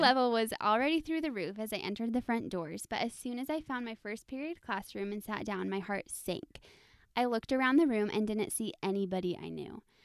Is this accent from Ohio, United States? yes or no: no; Texas, United States; moved away as an adult; also born or lived in Idaho / Utah; now in Arizona, United States; I am from Texas, so yes, Southern Belles